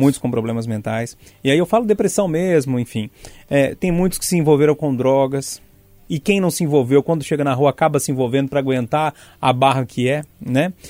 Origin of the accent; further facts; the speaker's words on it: Passatempo, Minas Gerais, Brazil; now in Belo Horizonte, Brazil; Eu tô lá na região de Passatempo, a gente tá no campo das vertentes, que é a mesma região